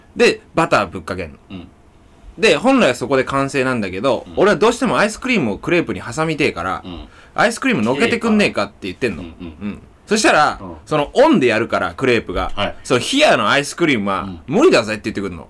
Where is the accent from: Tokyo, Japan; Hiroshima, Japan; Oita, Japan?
Tokyo, Japan; Higashikurume; born or raised there